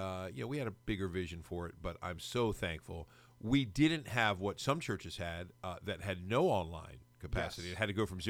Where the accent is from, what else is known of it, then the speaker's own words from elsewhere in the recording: United States; We wouldn't learn his because, you know, we're American.